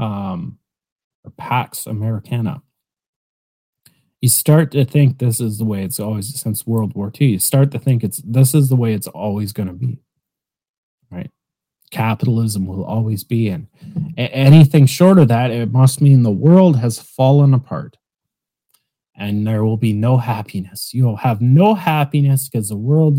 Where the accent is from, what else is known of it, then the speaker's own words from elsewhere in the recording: Canada; I'm Canadian